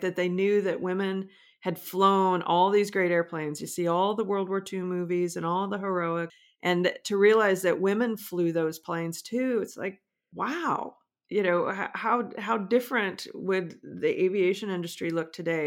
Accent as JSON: {"language": "English", "town": "Omaha", "region": "Nebraska", "country": "United States", "tie": "born or raised there", "said": "I grew up in Omaha, not far from Sac Air Force Base"}